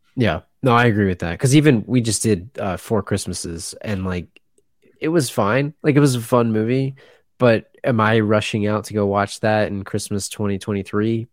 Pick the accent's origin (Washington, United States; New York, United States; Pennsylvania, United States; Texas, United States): Pennsylvania, United States; I grew up in Pennsylvania and I'm in the Northeast here